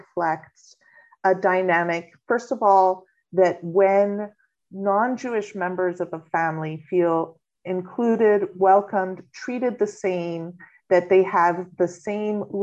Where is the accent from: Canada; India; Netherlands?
Canada; Montreal, Quebec; moved away as an adult; also born or lived in Kentucky / Nova Scotia; now in Halifax, Canada; Montreal, which is actually my home congregation where I was first born and raised.